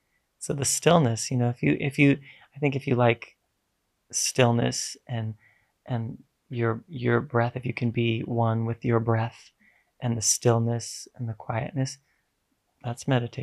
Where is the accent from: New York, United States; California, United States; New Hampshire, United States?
New York, United States; New York City; I grew up in New York. I come from Brooklyn